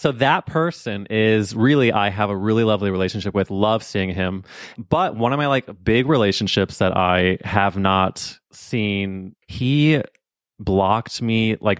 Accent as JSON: {"language": "English", "town": "St. Louis", "region": "Missouri", "country": "United States", "tie": "born or raised there", "said": "Yeah, like, we grew up in St. Louis together."}